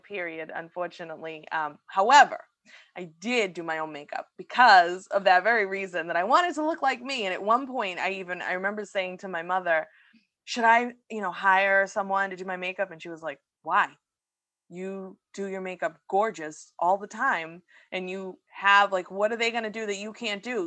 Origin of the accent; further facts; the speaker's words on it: Massachusetts, United States; my home state